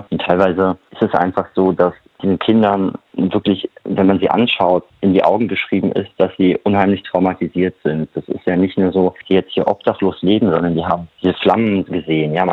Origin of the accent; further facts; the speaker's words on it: Germany; born there; ich bin äh, jemand, der in Deutschland geboren wurde, verdiene genug Geld, ich habe Pass